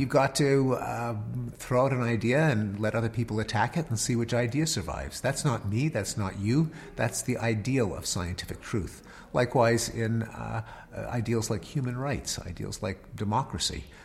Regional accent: United States

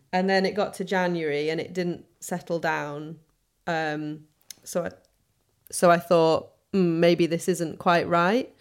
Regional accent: Sheffield, Yorkshire and the Humber, United Kingdom; accent: soft northern; moved away as an adult; now in London, United Kingdom; I'm from Sheffield

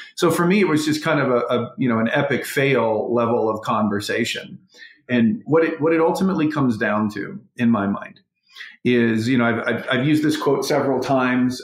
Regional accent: North Carolina, United States; also born or lived in West Virginia; I'm a kid that grew up in a small town in North Carolina. I was born in West Virginia.

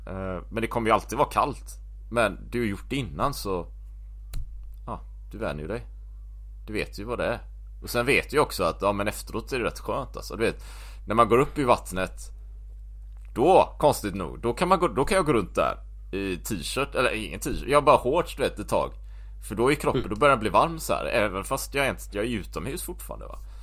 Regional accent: Gothenburg, Västra Götaland, Sweden; moved away as an adult; also born or lived in Japan / Taiwan / New Zealand / Belgium; Jag är uppväxt här i Göteborg.

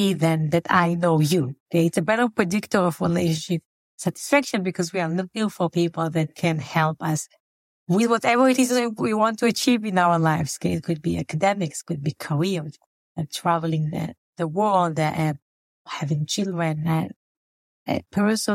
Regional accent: Israel; moved away as an adult; also born or lived in Tel Aviv, Israel; now in Chicago, United States; I was born and raised in Israel, in a small community, a small socialist community called Kibbutz.

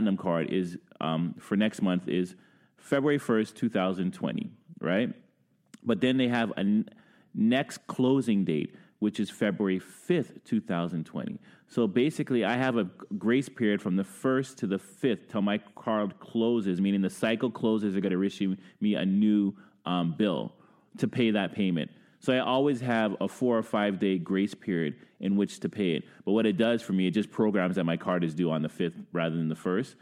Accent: New York City, New York, United States; moved away; also born or lived in Ottawa; I've been here 20 plus years. I'm from Brooklyn

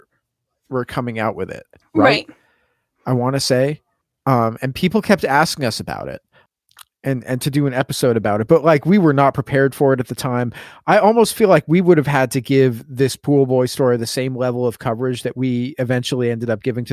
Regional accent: Portland, Oregon, United States; moved away; I'm from Portland

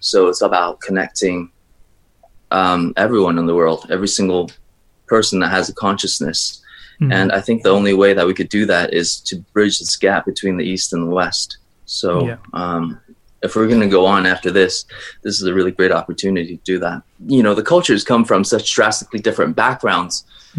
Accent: China; born there; So for myself, I was born in China, but I've been raised almost all around the world.

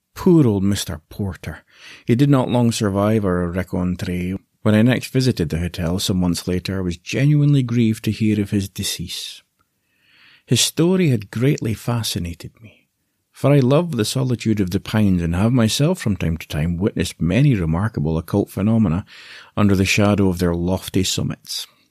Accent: Aberdeen, Scotland, United Kingdom; I was born in Aberdeen, in the northeast of Scotland

